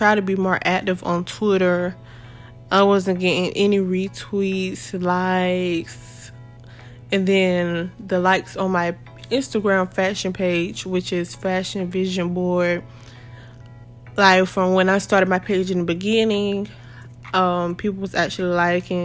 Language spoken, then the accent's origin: English; Jacksonville, Florida, United States; my city, I'm from Jacksonville, Florida.